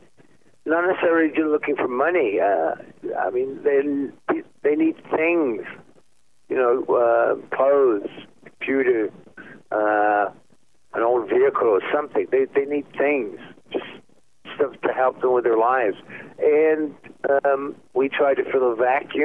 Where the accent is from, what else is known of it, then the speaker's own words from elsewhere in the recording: England, United Kingdom; I'm English.